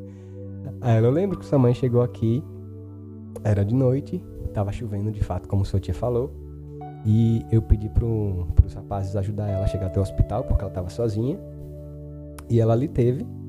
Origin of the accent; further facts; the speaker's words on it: Delmiro Gouveia, Alagoas, Brazil; also born or lived in Paulo Afonso, Bahia; Eu cresci acreditando que eu tinha nascido aqui